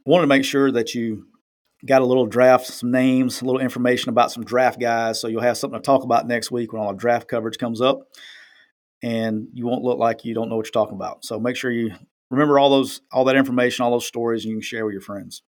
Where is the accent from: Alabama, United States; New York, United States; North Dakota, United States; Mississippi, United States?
Alabama, United States; near Talladega; moved away; that's back home, just right down the road from my hometown